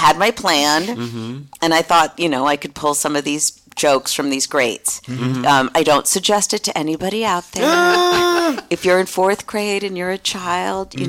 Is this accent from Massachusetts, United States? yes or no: yes; Lincoln, Massachusetts, United States; moved away as an adult; also born or lived in St. Louis, Missouri / Jamaica Plain, Boston; now in San Francisco, United States; I grew up in Lincoln, Massachusetts, a small town outside of Boston.